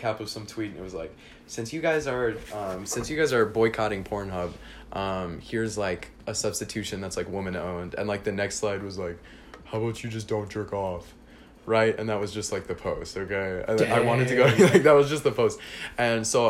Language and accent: English; Newport Beach, California, United States; also born or lived in Arizona; I was born in Newport Beach, California